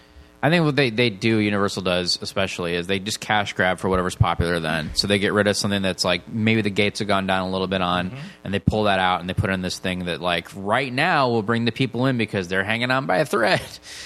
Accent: Michigan, United States; I grew up in Michigan, so it was about a 4 or 5 hour drive.

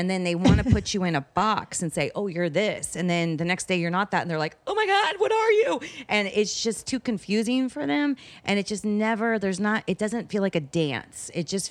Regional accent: Miami, Florida, United States; I'm from Miami.

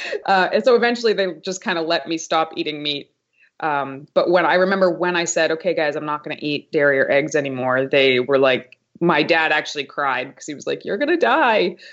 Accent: Haverhill, Massachusetts, United States; Haverhill, Massachusetts. It's like this tiny, tiny town right on the New Hampshire border

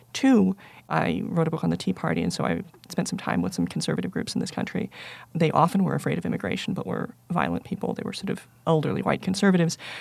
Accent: United States; I'm exactly as American as three of the women you named in terms of being born in the country

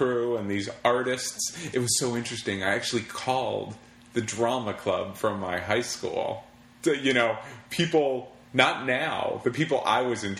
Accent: Wheeling, Illinois, United States; moved away as an adult; also born or lived in Los Angeles; my hometown. Which is... Wheeling, Illinois.

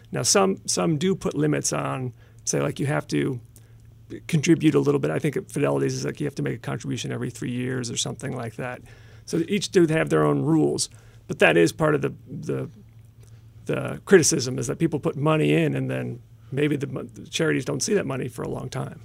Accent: Tampa, Florida, United States; I'm from Tampa

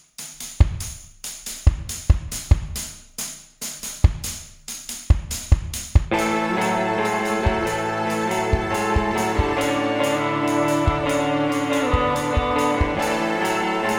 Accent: Florida, United States; We're from Florida

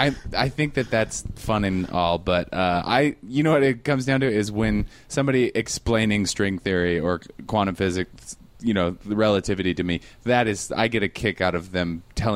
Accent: Seattle, Washington, United States; I'm from Seattle.

